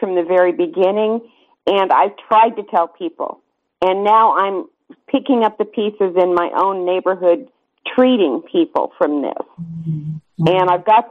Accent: Grand Junction, Colorado, United States; I am a Grand Junction native. I have four generations of ancestors buried in that sacred soil

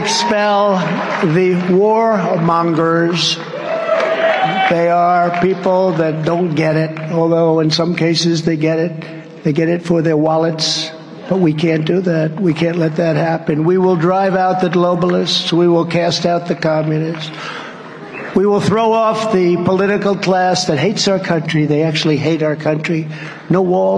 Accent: New York, United States; I was from New York

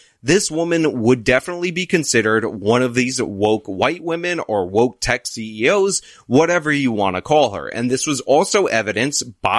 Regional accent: New York City, New York, United States; I'm also a New Yorker

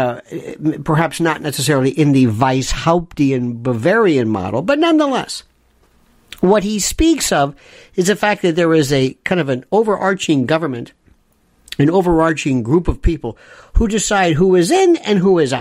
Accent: United States

